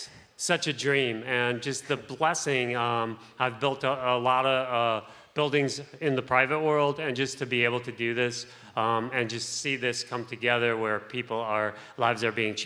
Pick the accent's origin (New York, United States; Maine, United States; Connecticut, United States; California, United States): Connecticut, United States; Bridgeport; now in New Haven, United States; I grew up in Bridgeport